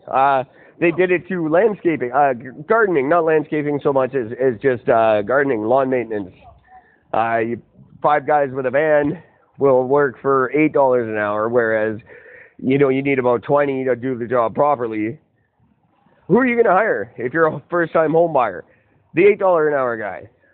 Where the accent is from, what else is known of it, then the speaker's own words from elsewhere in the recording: Canada; I am third generation Canadian. I'm as Canadian as any Canadian could possibly